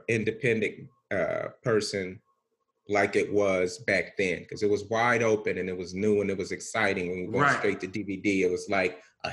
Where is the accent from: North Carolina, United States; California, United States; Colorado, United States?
California, United States; Bakersfield; moved away as an adult; also born or lived in Los Angeles area; I'm born and raised in Bakersfield, and Bakersfield is an extension of the Bay, not LA.